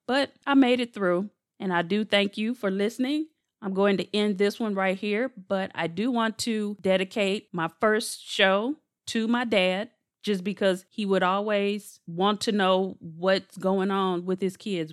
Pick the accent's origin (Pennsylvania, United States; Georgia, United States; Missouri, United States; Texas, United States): Missouri, United States; St. Louis; I'm from Saint Louis, born and raised